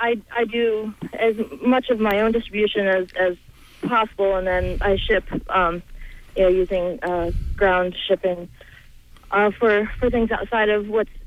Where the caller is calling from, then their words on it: Rockland, Maine, United States; I'm calling from Rockland.